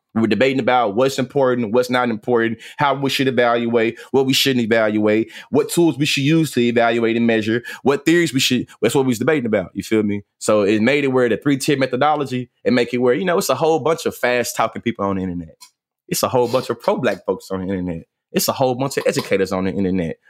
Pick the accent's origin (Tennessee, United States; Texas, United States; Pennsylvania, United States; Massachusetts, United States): Texas, United States; Bryan; now in Houston, United States; I'm born and raised in Bryan, Texas